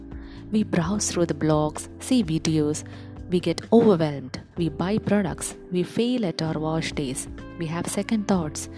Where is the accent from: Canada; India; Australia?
India; as every Indian